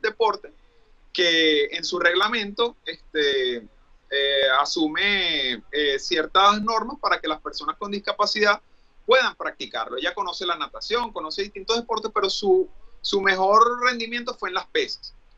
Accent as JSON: {"language": "Spanish", "country": "Venezuela", "also_born_or_lived": "Dublin / Mexico", "moved": "as an adult", "lives_now": "United States", "said": "yo quiero regresar a Venezuela"}